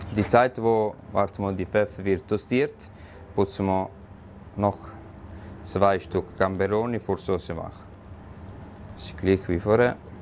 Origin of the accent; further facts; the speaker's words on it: Apulia, Italy; German is a second language; moved away as an adult; also born or lived in Vieste; now in Switzerland; Ich bin geboren in Apulia und habe ich auch die Fachschule auch in Vieste gemacht in Apulia. Äh, Im Alter 19 Jahre ich bin ich in die Schweiz gekommen